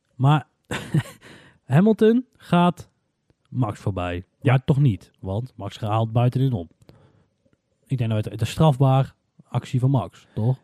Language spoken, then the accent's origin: Dutch; Netherlands; We zijn Nederlanders, we krijgen alleen maar de Nederlandse media mee